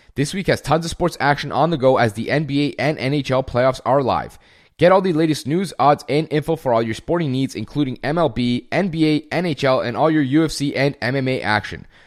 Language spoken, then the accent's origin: English; Germany; moved away; I was born and raised in Germany too